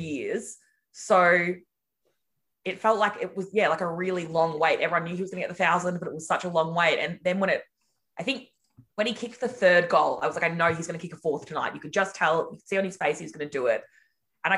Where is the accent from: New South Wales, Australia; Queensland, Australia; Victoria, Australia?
Victoria, Australia; Melbourne; growing up in Melbourne